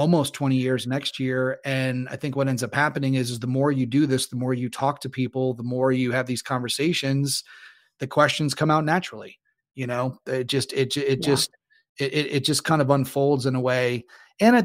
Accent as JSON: {"language": "English", "region": "Northeast Ohio", "country": "United States", "tie": "born or raised there", "said": "I grew up in Northeast Ohio, so the weather was not always good and it was cold"}